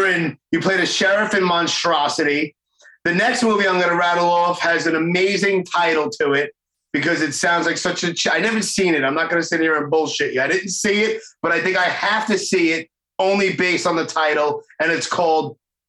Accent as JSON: {"language": "English", "town": "Brooklyn", "region": "New York", "country": "United States", "said": "I'm from Brooklyn. Fuck all the formalities."}